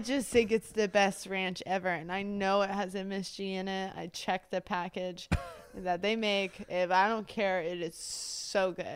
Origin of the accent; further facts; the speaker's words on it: Springfield, Missouri, United States; I was born and raised in Springfield, Missouri.